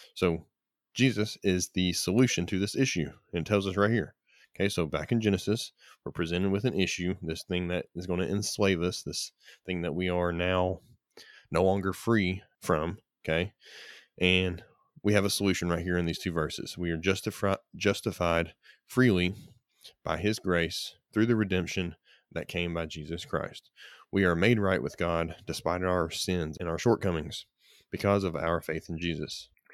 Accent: United States; as an American, I am grateful the opportunity to live in America

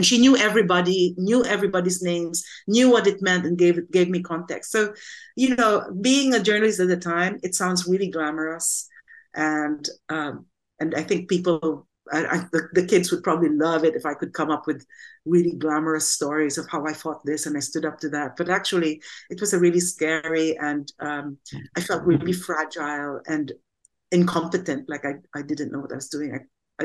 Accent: Quezon City, Metro Manila, Philippines; now in United Kingdom; I grew up in Cubao, and my parents were not well off

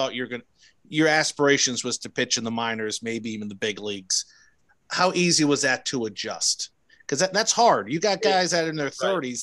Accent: New Jersey, United States; moved away; I'm from New Jersey

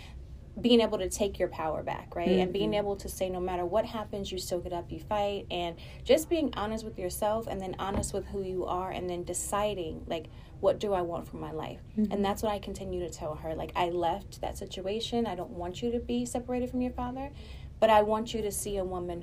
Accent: Austin, Texas, United States; now in Houston, United States; I'm from Austin

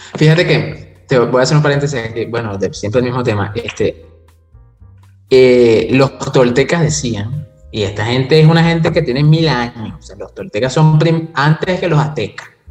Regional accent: Venezuela; somos venezolanos

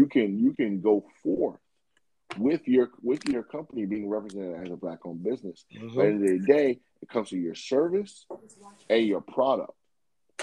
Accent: Jamaica; I'm a Jamaican myself

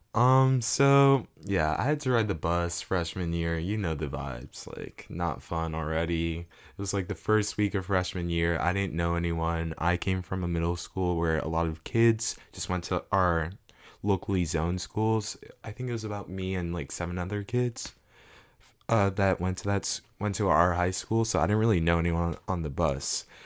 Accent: South Florida, United States; also born or lived in Ghana; I'm from South Florida

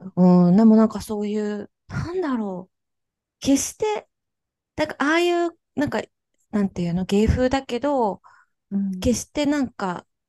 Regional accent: Kansai, Japan; 私は、あの、なんか、関西出身

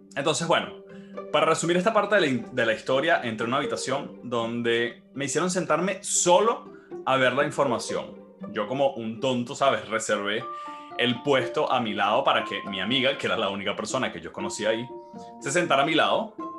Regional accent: Maracay, Aragua, Venezuela; soy nacido y criado en Venezuela, específicamente en Maracay, Estado de Aragua

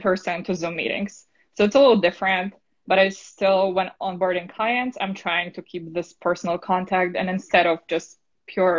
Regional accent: Poland; English is a second language; now in New York, United States; I'm originally from Poland

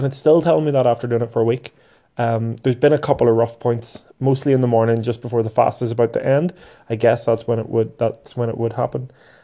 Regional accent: Northern Ireland, United Kingdom; Here in Belfast

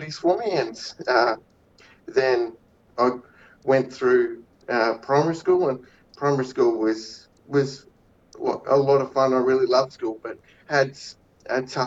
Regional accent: Cairns, Queensland, Australia; now in Cloncurry, Australia; I was born up in Cairns

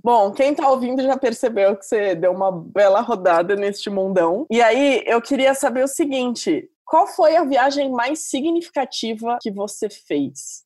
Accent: Santos, São Paulo, Brazil; estou sendo santista bairrista

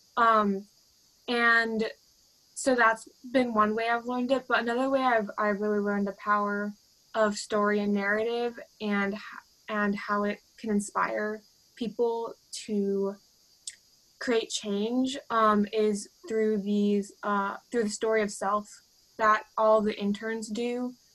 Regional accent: Stockton, California, United States; I'm from Stockton

